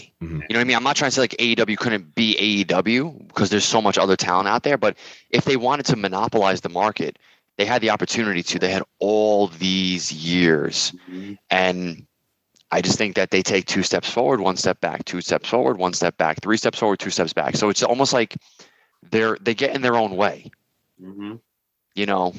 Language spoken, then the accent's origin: English; New York, United States; But hey, I'm from New York.